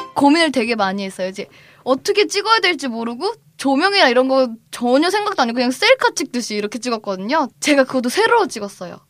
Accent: Cheongju, North Chungcheong, South Korea; 제가 고향이 청주예요

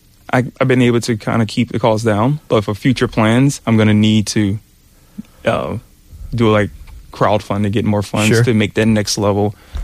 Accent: New Orleans, Louisiana, United States; now in South Korea; I'm from New Orleans

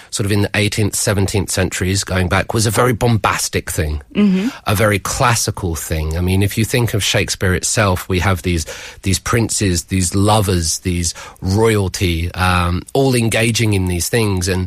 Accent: United Kingdom; I'm a British man.

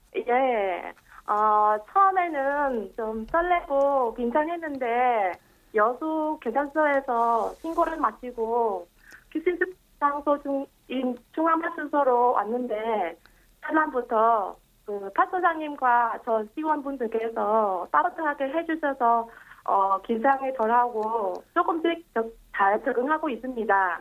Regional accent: Vietnam; Korean is a second language; moved away as an adult; now in Yeosu, South Korea; 제가 태어났던 베트남 국적은 포기했는데요

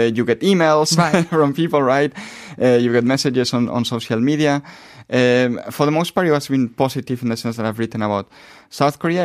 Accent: Spain; moved away as an adult; I come from Spain mm-hmm. originally

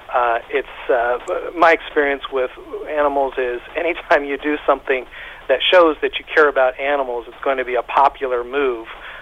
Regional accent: United States; I'm from the United States

